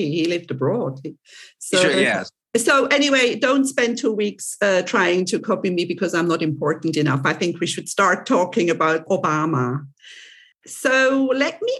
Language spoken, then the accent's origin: English; Switzerland; accent: Swiss; English is a second language; now in Cyprus; my um, accent is mixed because I'm originally from Switzerland, but I do not have a very I, I, do have a Swiss accent, obviously, obviously, but not as typical as a typical Swiss would have because I'm I live in Cyprus